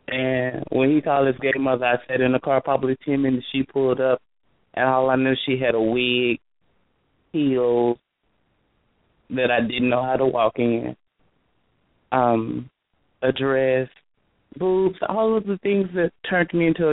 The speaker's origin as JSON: {"language": "English", "town": "Baton Rouge", "region": "Louisiana", "country": "United States", "tie": "born or raised there", "moved": "as an adult", "lives_now": "Dallas, United States", "said": "I'm originally from Baton Rouge, Louisiana. Now I reside in Dallas, Texas."}